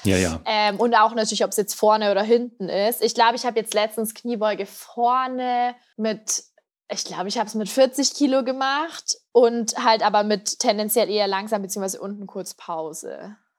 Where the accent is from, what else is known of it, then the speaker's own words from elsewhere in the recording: Piding, Bavaria, Germany; in meinem Heimatdorf in Pieding. Das ist da an der Grenze zu Österreich, ganz im Südosten von Bayern. Und da bin ich eben auch aufgewachsen.